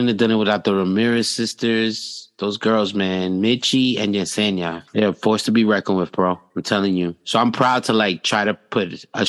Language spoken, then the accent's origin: English; New York City, New York, United States; as a New Yorker